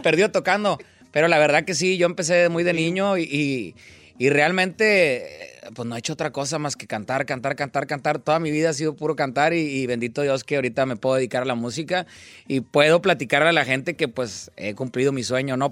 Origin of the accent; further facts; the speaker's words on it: Monterrey, Nuevo León, Mexico; yo soy de Monterrey.